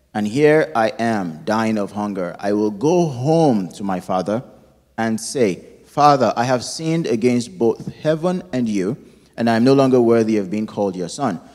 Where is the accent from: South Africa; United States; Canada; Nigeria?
Nigeria; moved away; my home country of Nigeria